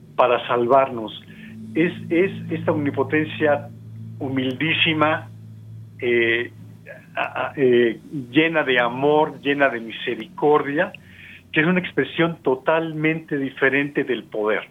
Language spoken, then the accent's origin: Spanish; Mexico; somos mexicanos, por ejemplo, nosotros dos